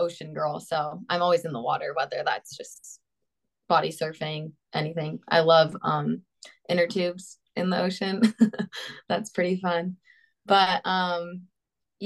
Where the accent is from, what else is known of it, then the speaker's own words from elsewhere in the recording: Tustin, California, United States; moved away as an adult; also born or lived in Newport Beach, California / Fort Worth, Texas; now in Buies Creek, United States; I grew up in Tustin, California, and I lived there until high school